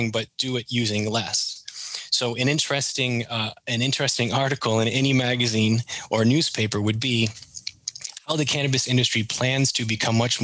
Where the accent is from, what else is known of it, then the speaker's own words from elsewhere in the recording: Maine, United States; accent: Canadian; moved away as an adult; also born or lived in Canada; now in Vero Beach, United States; growing up in Maine and spending a couple of years working in Canada